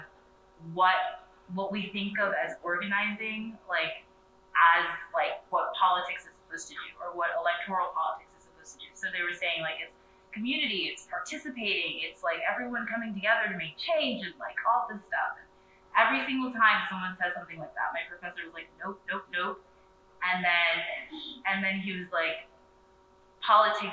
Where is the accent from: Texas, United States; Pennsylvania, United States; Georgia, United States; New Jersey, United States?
Pennsylvania, United States; Philadelphia; moved away as an adult; now in Washington, DC, United States; I'm from, born and raised in Philly